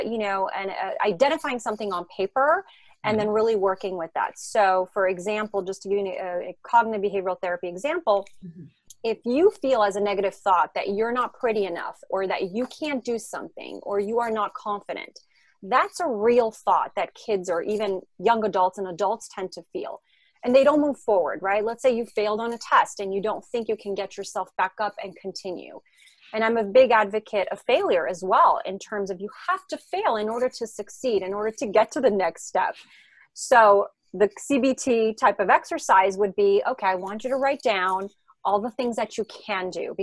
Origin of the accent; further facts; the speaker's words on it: France; English is a second language; also born or lived in Israel; now in Los Angeles, United States; I grew up in France. So that's where I learned French.